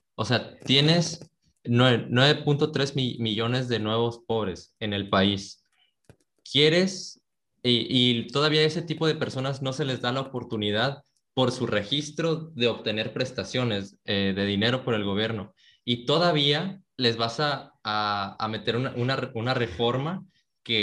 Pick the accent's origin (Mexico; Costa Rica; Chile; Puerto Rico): Mexico; nosotros que somos, mexicanos